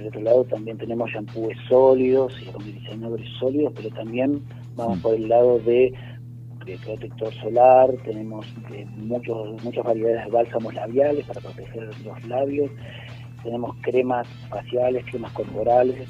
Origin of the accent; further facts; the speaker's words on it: Buenos Aires, Argentina; moved away as an adult; now in Los Cocos, Argentina; nosotros, eh, somos de Buenos Aires